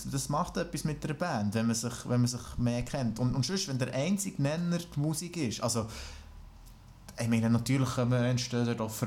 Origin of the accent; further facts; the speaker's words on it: France; Ich bin Franzose.